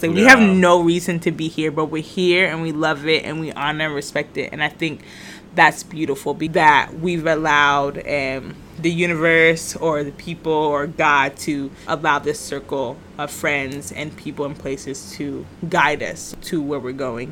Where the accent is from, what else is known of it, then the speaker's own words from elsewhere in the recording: United States; now in Puerto Rico; I was born in the States